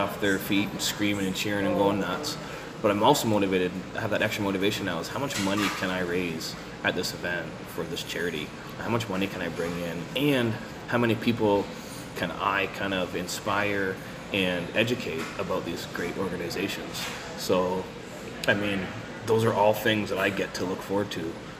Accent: Canada; as a Canadian independent wrestler.

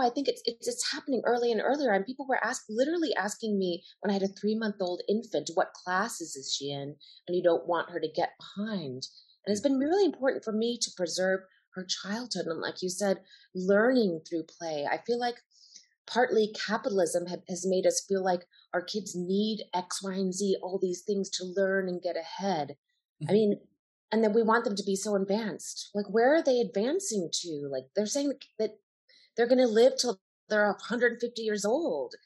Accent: Evanston, Illinois, United States; born or raised there; moved away

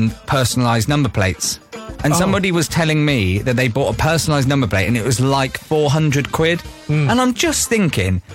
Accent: Newbury, South East England, United Kingdom; we are from Newbury

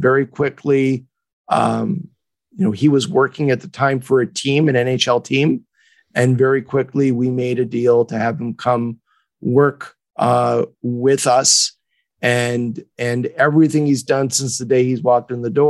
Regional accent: Montreal, Quebec, Canada; now in Los Angeles, United States; I'm based in Los Angeles, but I was born and raised in Montreal.

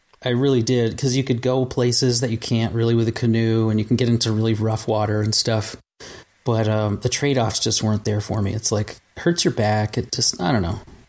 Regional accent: Vermont, United States; And I grew up in Vermont, out in the country, doing my thing.

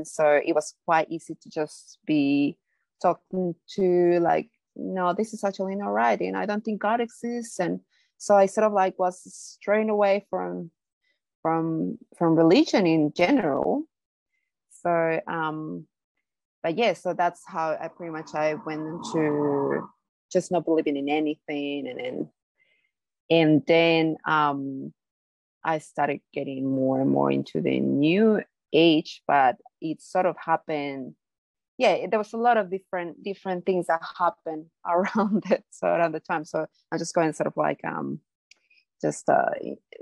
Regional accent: Bolivia; moved away; I am from Bolivia, South America. So it's a very Catholic, country. Like that's a main religion there, I guess. So I grew up on Catholicism

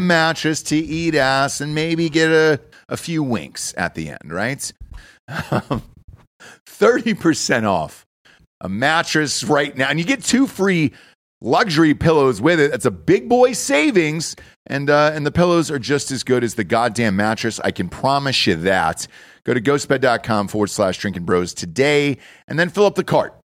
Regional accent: Atlanta, Georgia, United States; also born or lived in New York / Los Angeles / Wilmington, North Carolina; now in Texas, United States; I'm from Atlanta originally, right? And I'm, uh, from the burbs in Atlanta

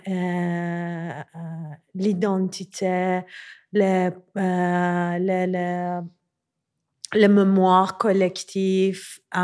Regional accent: Tehran, Tehran Province, Iran; French is a second language; moved away as an adult; now in Montreal, Canada; je suis née à Téhéran, en Iran. J'ai grandi là-bas et depuis 2014, je vis à Montréal

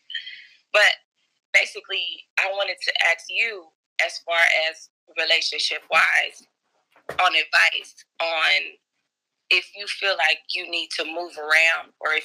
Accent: Dallas, Texas, United States; now in Austin, United States; I'm from Dallas.

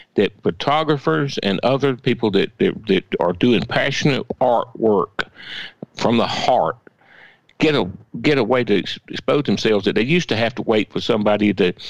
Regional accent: Swainsboro, Georgia, United States; growing up in Swainsboro

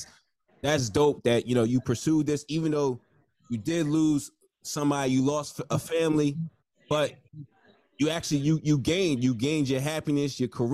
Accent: Nigeria; I'm Nigerian

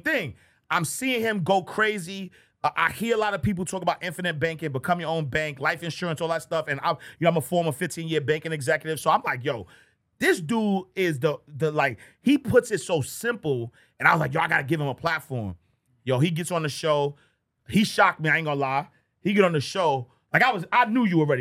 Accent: New York City, New York, United States; I'm from Harlem

